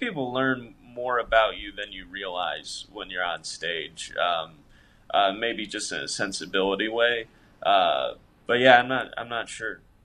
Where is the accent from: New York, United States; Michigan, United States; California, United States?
Michigan, United States; Monroe; moved away as an adult; now in Los Angeles, United States; I grew up in a smallish town, Monroe